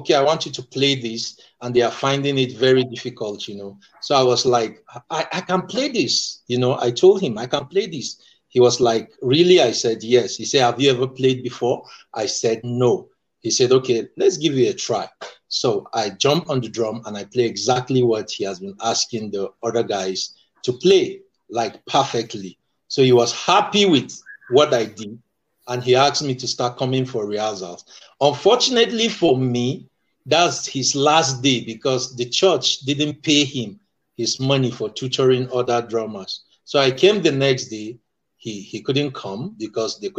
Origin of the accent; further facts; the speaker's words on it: Nigeria; I am from Nigeria